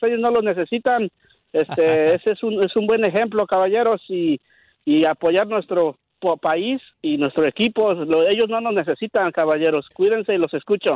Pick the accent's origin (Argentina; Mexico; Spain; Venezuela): Mexico; yo soy de México